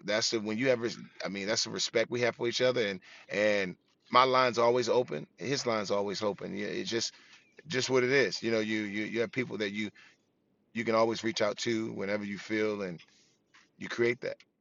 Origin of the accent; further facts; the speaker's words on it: Washington, District of Columbia, United States; growing up in Washington, D C, I was always, you know, I always took pride in the city that I was from